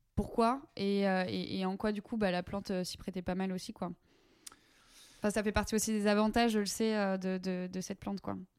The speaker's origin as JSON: {"language": "French", "area": "Breton", "region": "Brittany", "country": "France", "said": "je suis bretonne moi-même"}